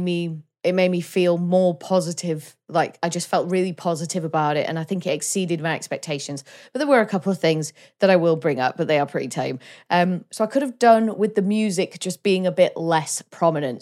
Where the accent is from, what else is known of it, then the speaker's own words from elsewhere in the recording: Wales, United Kingdom; as a Welsh person, like, I like the fact I'm Welsh and I love Wales